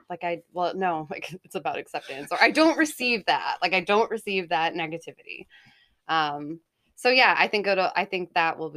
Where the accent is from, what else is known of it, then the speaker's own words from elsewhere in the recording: Haverhill, Massachusetts, United States; also born or lived in Salem, Massachusetts; So I was born in Salem, Massachusetts, and um, grew up in Haverhill, Mass. And I am the middle child.